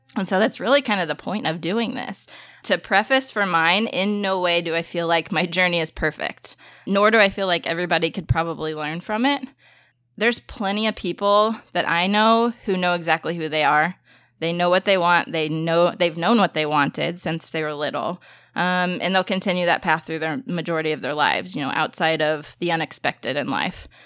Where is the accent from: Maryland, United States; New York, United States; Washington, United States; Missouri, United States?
Missouri, United States; St. Louis; also born or lived in Springfield, Missouri; my hometown